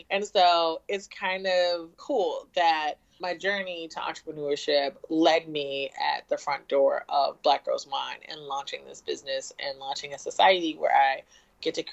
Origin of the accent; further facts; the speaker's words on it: Richmond, Virginia, United States; also born or lived in Norfolk, Virginia; I'm originally from Richmond, Virginia. I went to ODU, Old Dominion University in Norfolk, Virginia